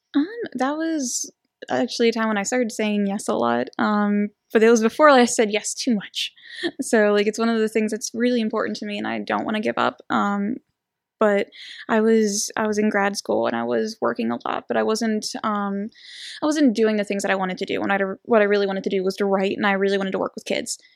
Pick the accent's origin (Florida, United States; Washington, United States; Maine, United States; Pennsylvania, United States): Pennsylvania, United States; New Castle; I'm from Newcastle.